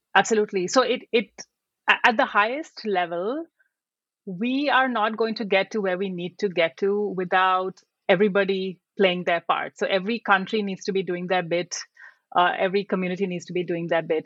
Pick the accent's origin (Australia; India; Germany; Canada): India; moved away as an adult; also born or lived in United Kingdom / Sri Lanka / Vietnam; now in United States; I grew up in India uh, and I went to college in India.